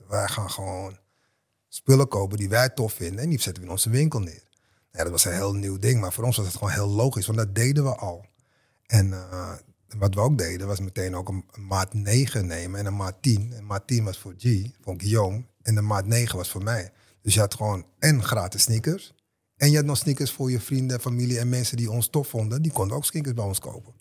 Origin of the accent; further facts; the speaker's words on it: Amsterdam, North Holland, Netherlands; mijn buurt waar ik vandaan kom, Westerpark.